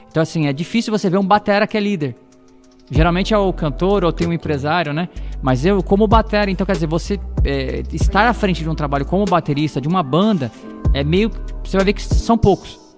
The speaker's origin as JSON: {"language": "Portuguese", "town": "Osasco", "region": "São Paulo", "country": "Brazil", "tie": "born or raised there", "said": "eu sou da, daqui de Osasco, né? Nasci em Osasco, sou cidadão osasquense"}